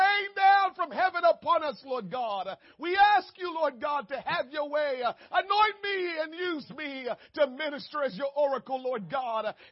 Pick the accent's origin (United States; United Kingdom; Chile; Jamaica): Jamaica; moved away; I was born and raised in Jamaica